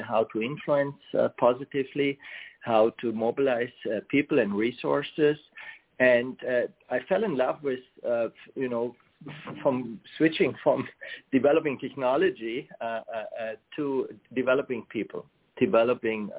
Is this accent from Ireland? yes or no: no; Germany; moved away as an adult; I grew up in Germany, and I started my career in technology there.